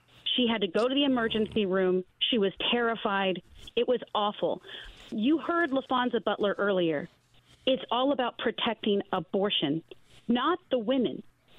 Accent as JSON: {"language": "English", "country": "Taiwan", "tie": "born or raised there", "said": "I grew up in Taiwan. I was a missionary kid. I grew up there for 16 years of my life"}